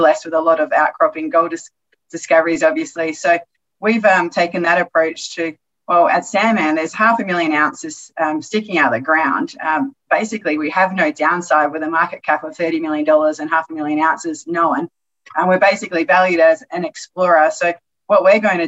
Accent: Australia; moved away; coming from Australia

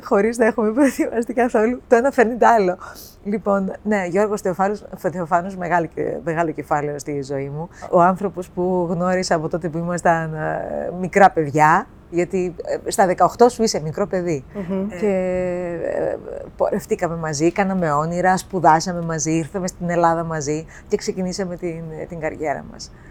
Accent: Cyprus; moved away as an adult; also born or lived in Boston, United States; now in Athens, Greece; παιδί που γεννήθηκα και μεγάλωσα στην Κύπρο

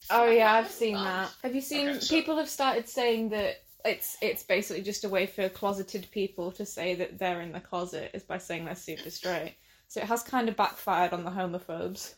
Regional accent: Hull, Yorkshire and the Humber, United Kingdom; I'm from Hull as well, and I'm 18.

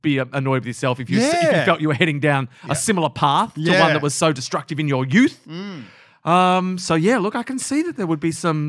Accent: Australia; I'm very Australian in that way.

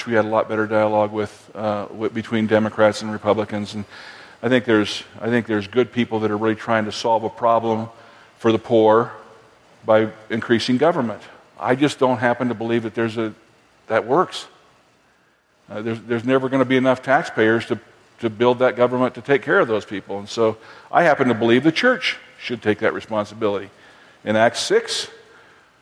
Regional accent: Fort Collins, Colorado, United States; I grew up in Fort Collins, Colorado

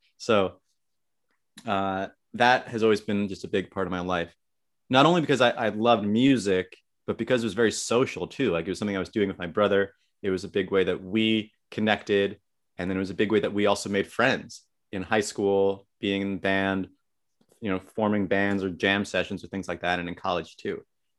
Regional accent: Short Hills, New Jersey, United States; also born or lived in New York City; I'm from Short Hills, New Jersey, and that's where I am right now.

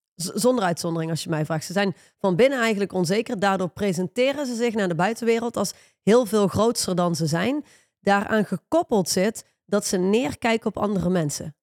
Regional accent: Netherlands; wij als Hollanders

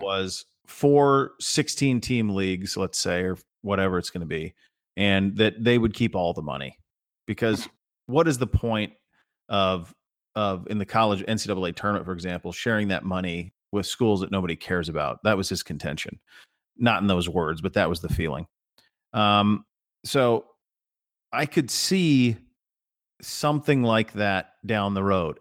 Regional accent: Montana, United States; I grew up in Montana

